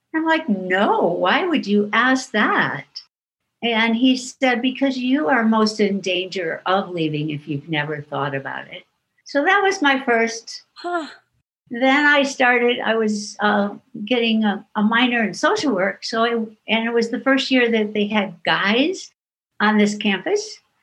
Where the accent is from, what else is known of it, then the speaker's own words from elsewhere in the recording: Iowa, United States; a town close to my hometown in iowa